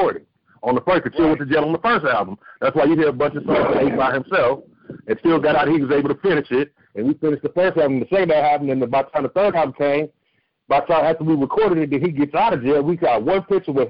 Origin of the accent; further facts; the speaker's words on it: Inglewood, California, United States; I'm from Inglewood